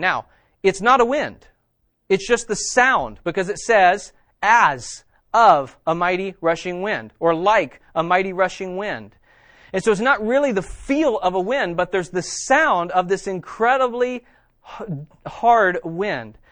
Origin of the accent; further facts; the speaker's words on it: West Virginia, United States; I am from West Virginia.